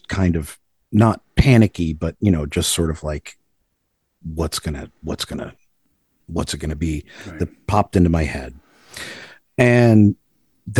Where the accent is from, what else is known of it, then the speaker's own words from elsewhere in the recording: Libertyville, Illinois, United States; I grew up in Libertyville, Illinois, which is a suburb about 45 minutes north of Chicago